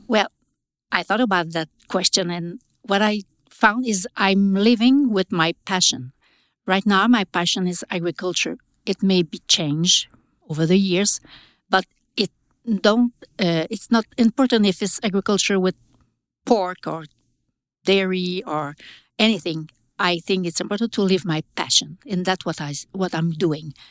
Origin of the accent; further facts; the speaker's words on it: Quebec, Canada; I'm from Quebec